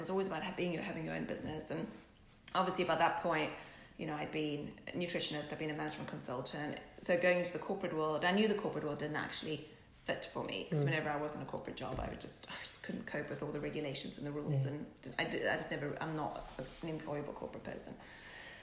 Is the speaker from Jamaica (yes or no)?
no; South Africa; now in England, United Kingdom; growing up in South Africa, we didn't have the fashion like we have in England, obviously, in London